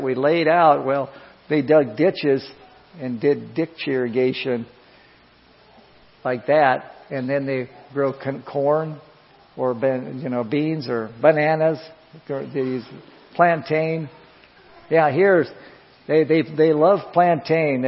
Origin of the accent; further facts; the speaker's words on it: Iowa, United States; moved away as an adult; I come from Iowa